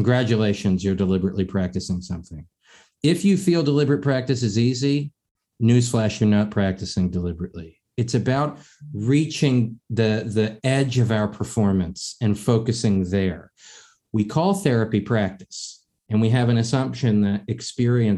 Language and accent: English; East Coast, United States; I'm born and raised in the East Coast, I'm a Northwest member